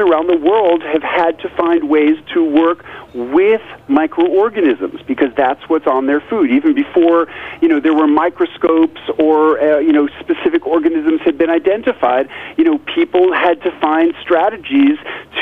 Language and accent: English; New York City, New York, United States; moved away as an adult; also born or lived in rural Tennessee; now in Tennessee, United States; I grew up in New York City, and just as a child, before I ever heard the word fermentation, sour pickles were my favorite